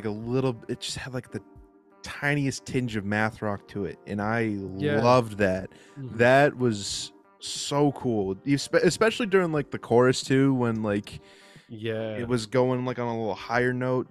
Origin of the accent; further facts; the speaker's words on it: United States; I'm American